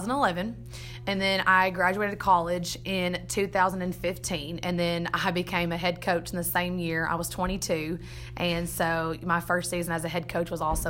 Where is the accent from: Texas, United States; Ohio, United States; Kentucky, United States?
Texas, United States; Blossom; also born or lived in Tyler, Texas / Latexo, Texas; I grew up in Blossom, and that is where I still live today.